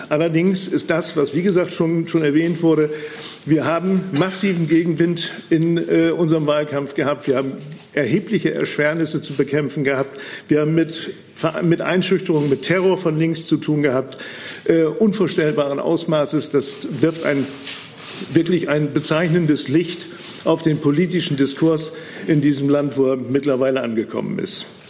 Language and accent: German; Bremen, Germany; bei uns in Bremen